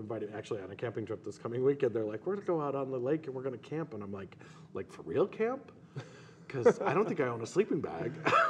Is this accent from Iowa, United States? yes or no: no; Montana, United States; also born or lived in Colorado; they're not a real Montanan. Of course, neither am I. I was born in Colorado. Moved here when I was 5, got here as fast as I could.